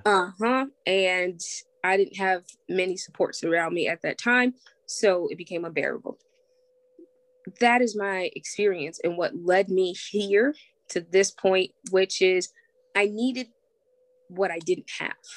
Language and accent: English; Springfield, United States; I was born and raised here in Springfield.